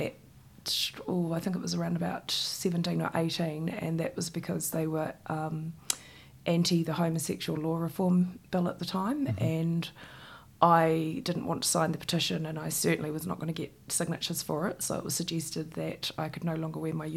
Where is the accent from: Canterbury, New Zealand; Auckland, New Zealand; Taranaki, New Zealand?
Canterbury, New Zealand; Christchurch; I grew up in Shirley in Christchurch in a state house.